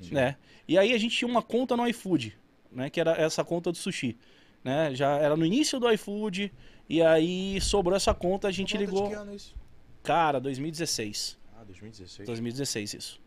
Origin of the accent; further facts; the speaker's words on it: Carauari, Amazonas, Brazil; also born or lived in Manaus; Nasci em Carauari